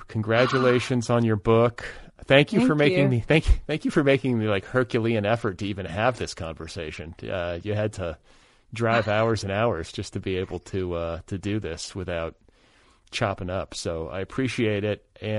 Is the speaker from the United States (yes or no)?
yes; Midwest, United States; compared to the way that I grew up in the Midwest